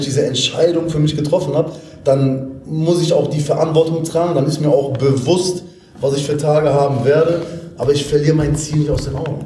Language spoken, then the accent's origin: German; Essen, North Rhine-Westphalia, Germany; moved away; komme ursprünglich aus Essen